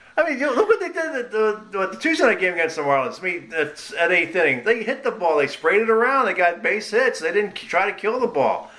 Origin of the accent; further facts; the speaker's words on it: Philadelphia, Pennsylvania, United States; I, I, grew up in Philadelphia.